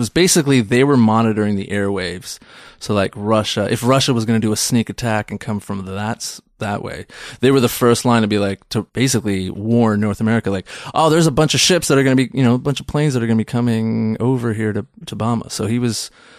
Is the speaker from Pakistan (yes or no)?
yes; Pakistan; We're Pakistani.